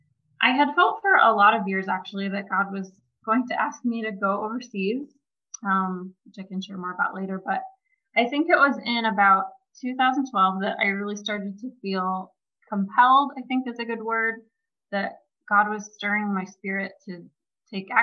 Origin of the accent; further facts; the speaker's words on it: Ohio, United States; moved away as an adult; also born or lived in Indiana; I grew up in Ohio in a wonderful Christian family